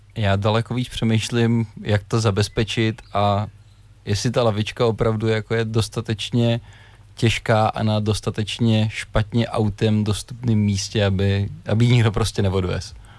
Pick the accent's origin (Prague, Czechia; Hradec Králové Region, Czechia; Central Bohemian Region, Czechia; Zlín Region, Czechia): Central Bohemian Region, Czechia; Všenory; u nás ve Všenorech se ještě dělá sídr